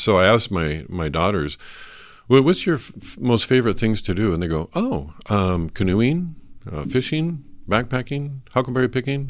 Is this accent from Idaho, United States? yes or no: yes; North Idaho, United States; I was born and raised in North Idaho